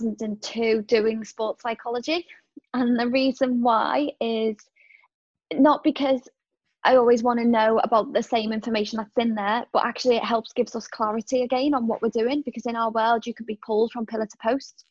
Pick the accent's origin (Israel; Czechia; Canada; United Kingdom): United Kingdom; Liverpool, North West England; moved away; I'm a Scouser